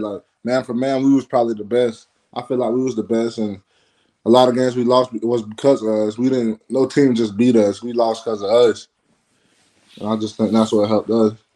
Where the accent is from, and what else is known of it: Florida, United States; born or raised there